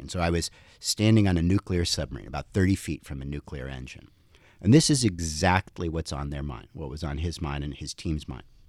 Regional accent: Princeton, New Jersey, United States; moved away; 'cause my parents were physicists, we grew up in Princeton

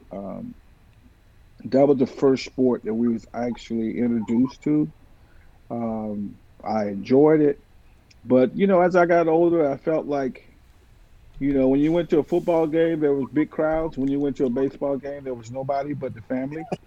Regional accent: Sanford, Florida, United States; I grew up in Sanford

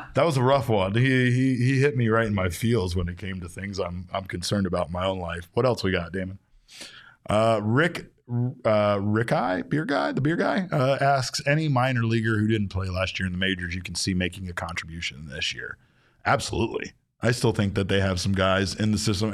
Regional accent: Arizona, United States; we're from Arizona

